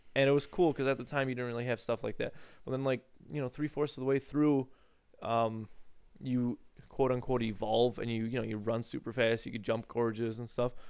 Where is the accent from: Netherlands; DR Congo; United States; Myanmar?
United States; we as the American people